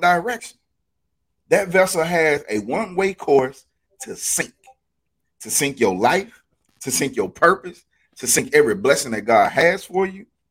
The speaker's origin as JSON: {"language": "English", "region": "Alabama", "country": "United States", "said": "I'm from Alabama"}